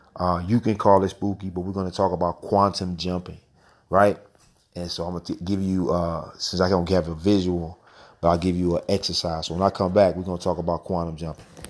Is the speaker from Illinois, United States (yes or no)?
no; St. Louis, Missouri, United States; my hometown